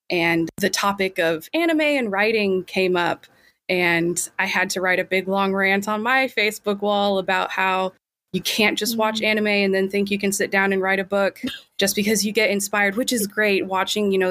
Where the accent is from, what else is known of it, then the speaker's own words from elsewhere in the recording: Kansas, United States; I'm from Kansas.